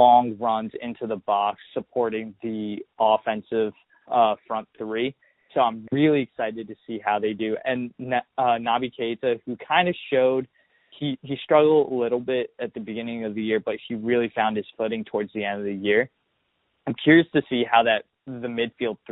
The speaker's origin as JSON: {"language": "English", "country": "United States", "said": "I'm from the New Jersey, New York area"}